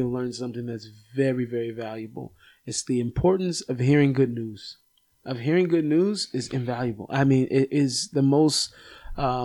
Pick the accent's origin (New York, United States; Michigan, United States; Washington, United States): Washington, United States; Seattle; now in Israel; I grew up in Seattle.